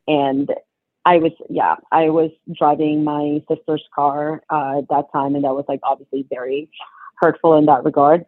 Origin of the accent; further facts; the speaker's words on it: Philippines; moved away; I was born in the Philippines